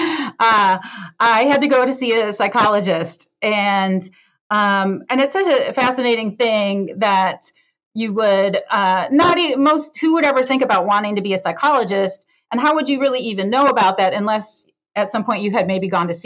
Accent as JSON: {"language": "English", "town": "Detroit", "region": "Michigan", "country": "United States", "tie": "born or raised there", "moved": "yes", "lives_now": "San Francisco, United States"}